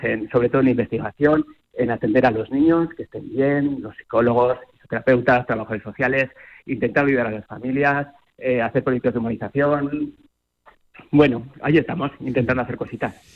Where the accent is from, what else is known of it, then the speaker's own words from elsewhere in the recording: Zaragoza, Aragon, Spain; es como zaragozano y como aragones, pues a mí me llena de orgullo